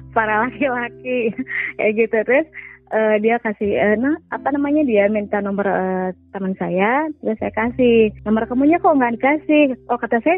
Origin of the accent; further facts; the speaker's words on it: Sumedang, West Java, Indonesia; saya seorang ibu rumah tangga, uh, saya dari Sumedang.